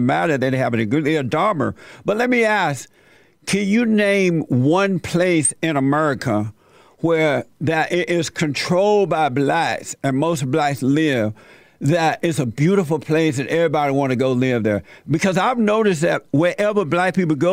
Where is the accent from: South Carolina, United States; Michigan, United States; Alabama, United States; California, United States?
Alabama, United States; When I was growing up in Alabama under the Jim Crow law